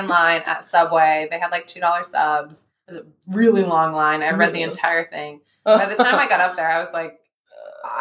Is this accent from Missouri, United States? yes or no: no; Ohio, United States; I'm from Ohio.